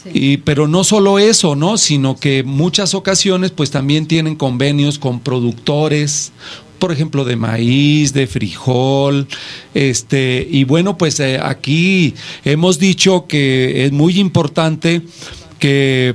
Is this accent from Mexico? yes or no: yes; Mexico; nosotros como mexicanos